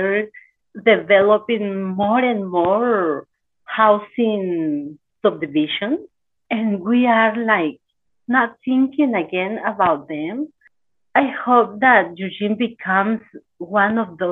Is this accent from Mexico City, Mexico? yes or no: no; La Mixteca, Oaxaca, Mexico; moved away; I'm from Mexico, from Oaxaca, from La Mixteca